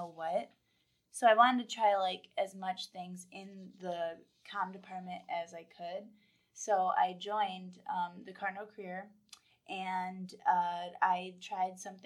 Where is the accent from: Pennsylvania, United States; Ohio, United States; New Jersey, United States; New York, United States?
New York, United States; Webster; growing up in Rochester